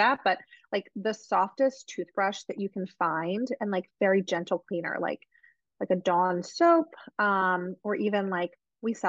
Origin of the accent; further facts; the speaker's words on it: New Jersey, United States; I'm from Jersey